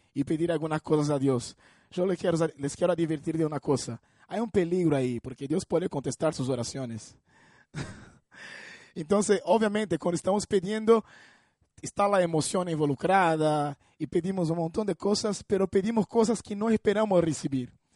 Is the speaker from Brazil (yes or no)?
yes; Brazil; Spanish is a second language; moved away; me reunía con personas eh, en mi iglesia ahí en Brasil